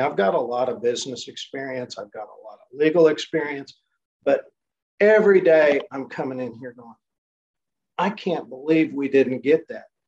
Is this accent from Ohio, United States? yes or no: no; Enid, Oklahoma, United States; And I run it out of my hometown, which is Enid, Oklahoma